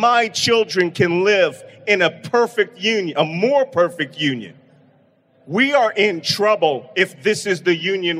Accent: Philadelphia, Pennsylvania, United States; I'm from Philadelphia.

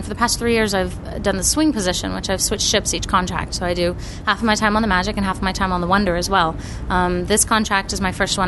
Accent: Texas, United States; moved away as an adult; I was from Texas originally

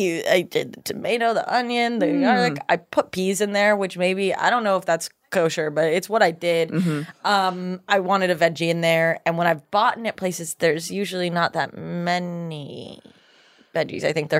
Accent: Ohio, United States; born or raised there

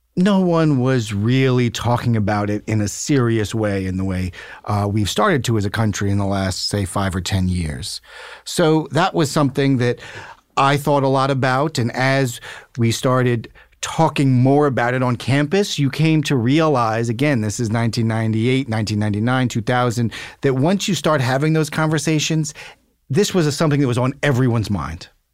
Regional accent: New York City, New York, United States; I grew up in New York City

